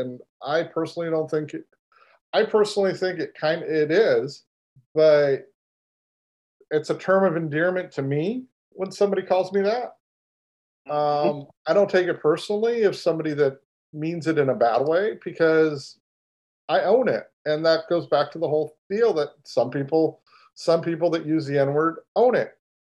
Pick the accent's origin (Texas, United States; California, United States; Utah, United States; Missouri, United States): California, United States; Los Angeles; born there; now in Houston, United States; You could call me that because I was born in Los Angeles, but I am definitely not a California boy, right?